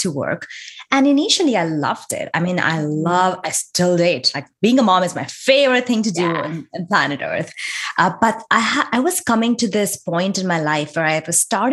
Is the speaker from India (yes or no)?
yes; India; moved away as an adult; now in United States; I was born and raised in India, lived there for my entire life, got married there. And I moved to the US